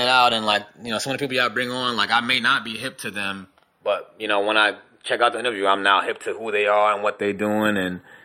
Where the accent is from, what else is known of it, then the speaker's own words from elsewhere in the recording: New Jersey, United States; I'm from Jersey